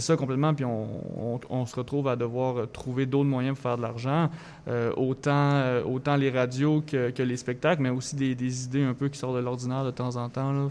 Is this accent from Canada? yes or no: yes; Thetford Mines, Quebec, Canada; moved away as an adult; now in Montreal, Canada